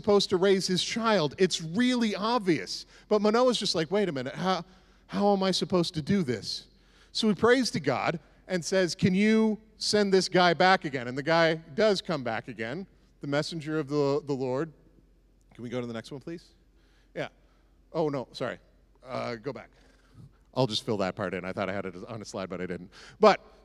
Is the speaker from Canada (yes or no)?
yes; the Maritimes, Canada; moved away; I grew up in the Maritimes